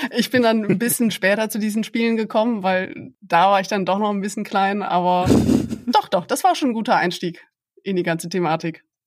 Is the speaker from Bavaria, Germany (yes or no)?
no; Aachen, North Rhine-Westphalia, Germany; moved away as an adult; also born or lived in Maastricht, Netherlands / Leiden, Netherlands / Giessen, Germany; now in Bonn, Germany; Ich bin Öscher Mädche, also ich komme aus Aachen, bin also durch und durch Rheinländerin